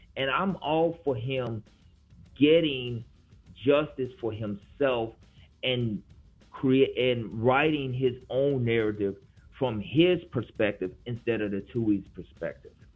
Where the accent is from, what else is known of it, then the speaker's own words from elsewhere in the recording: Memphis, Tennessee, United States; now in New Orleans, United States; I grew up in Memphis